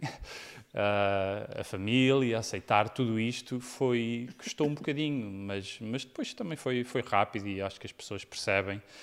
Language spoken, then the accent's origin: Portuguese; Portugal; moved away as an adult; also born or lived in United States; quando saí de Portugal